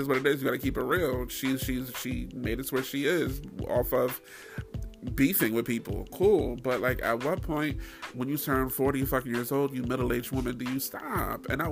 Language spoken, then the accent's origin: English; New York, United States; I'm from New York too